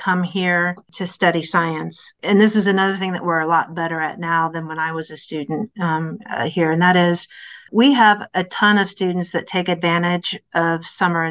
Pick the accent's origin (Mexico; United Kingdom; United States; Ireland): United States; Iowa; moved away; I'm originally from Iowa